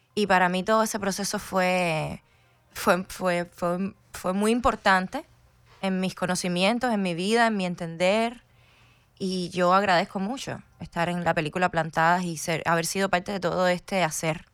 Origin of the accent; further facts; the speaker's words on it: Havana, Cuba; moved away as an adult; now in United States; llegué a los 20, entonces crecí, por supuesto, en, La Habana.